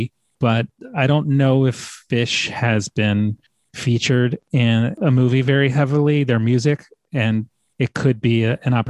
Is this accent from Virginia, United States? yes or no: yes; Norfolk, Virginia, United States; I grew up in Norfolk, Virginia, and I went to high school from 94 to 98